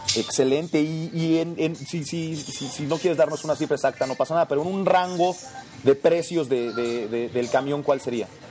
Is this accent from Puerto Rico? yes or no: no; Mexico